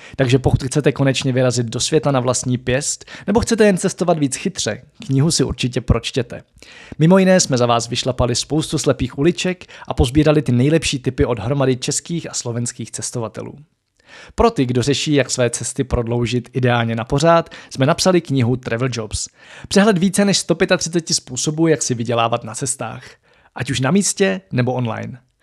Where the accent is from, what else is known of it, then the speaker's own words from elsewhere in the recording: Czechia; my tady jako Češi